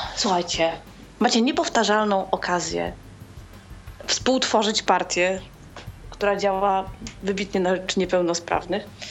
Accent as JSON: {"language": "Polish", "town": "Łódź", "region": "Łódź Voivodeship", "country": "Poland", "said": "jestem z Łodzi"}